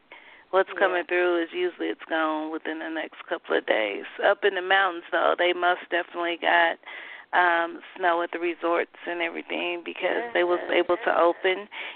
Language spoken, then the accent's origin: English; Denver, Colorado, United States; Yeah. Denver.